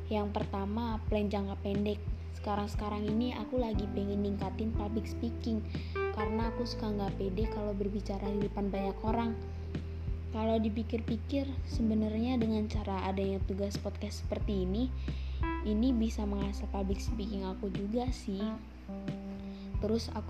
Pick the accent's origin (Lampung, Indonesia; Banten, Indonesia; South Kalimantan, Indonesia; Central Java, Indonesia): Lampung, Indonesia; Bandar Lampung; Aku dari Bandar Lampung.